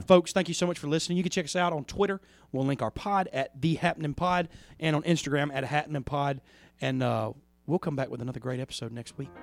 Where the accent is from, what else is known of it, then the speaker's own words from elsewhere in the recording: Plantersville, Mississippi, United States; I grew up in Plantersville for the mo, for half of my life.